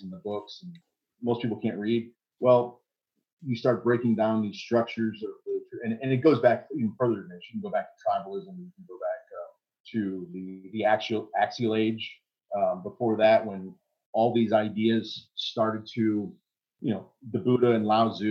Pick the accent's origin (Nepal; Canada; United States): United States; I'm American